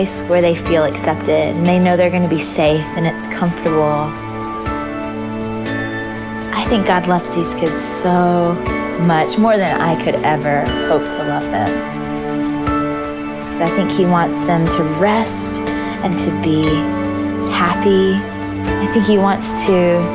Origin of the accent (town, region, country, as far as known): Georgia, United States; born or raised there